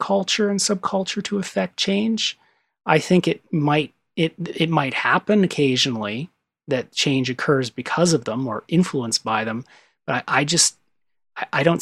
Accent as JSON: {"language": "English", "country": "Canada", "said": "I'm Canadian."}